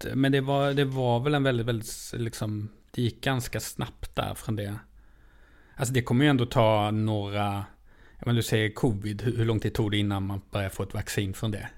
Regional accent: Lund, Skåne, Sweden; Jag är ändå från Lund

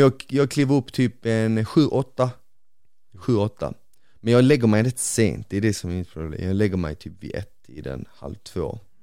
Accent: Bosnia & Herzegovina; now in Sweden; jag är ju bosnier

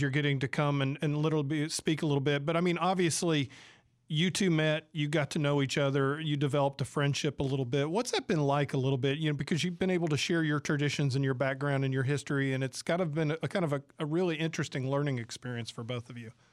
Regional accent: Marietta, Georgia, United States; now in Mississippi, United States; I grew up in Marietta, Georgia

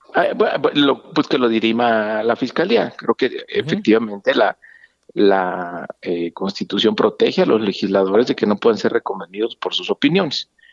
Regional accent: Mexico

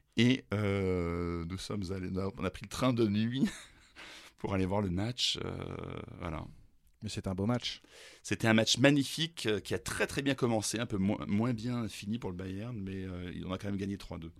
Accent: Grenoble, Auvergne-Rhône-Alpes, France; also born or lived in Germany; ma ville d'enfance

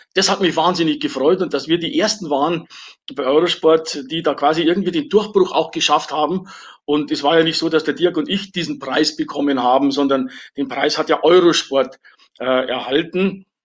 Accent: Wolfratshausen, Bavaria, Germany; meine Heimatstadt Wolfratshausen

